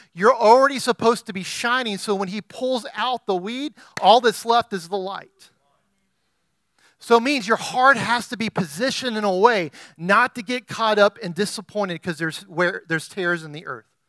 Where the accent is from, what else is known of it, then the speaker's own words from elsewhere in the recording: Texas, United States; as a Texan